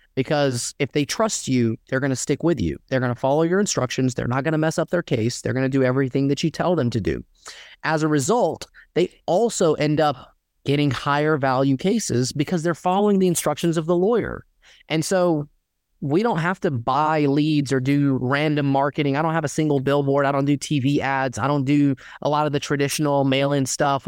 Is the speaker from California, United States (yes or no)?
no; Dalton, Georgia, United States; I grew up in Dalton, Georgia, predominantly Mexican town